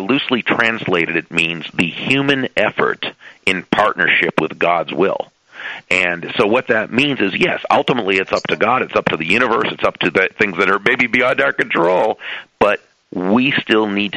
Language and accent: English; Massachusetts, United States; now in South Florida, United States; I grew up in Massachusetts, and you know, it's a great place, but it's cold